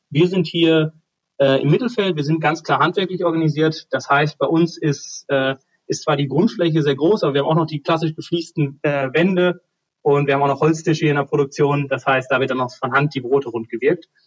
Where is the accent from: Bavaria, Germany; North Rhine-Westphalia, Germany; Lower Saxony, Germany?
North Rhine-Westphalia, Germany; wie man bei uns im Ruhrpott sagt, Arsch und Arsch.